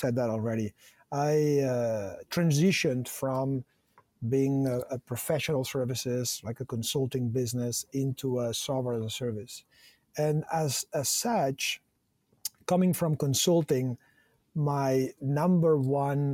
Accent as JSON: {"language": "English", "town": "Barcelona", "region": "Catalonia", "country": "Spain", "tie": "born or raised there", "said": "born and raised in Barcelona"}